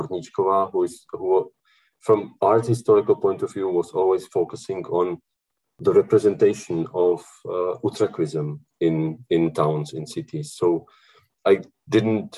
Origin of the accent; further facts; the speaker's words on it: Bohemia, Czechia; I'm from Bohemia.